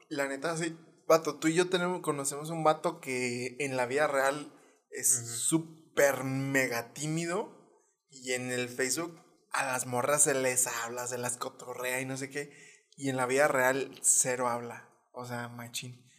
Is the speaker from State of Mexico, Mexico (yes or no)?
no; Hidalgo del Parral, Chihuahua, Mexico; Parral, de donde yo soy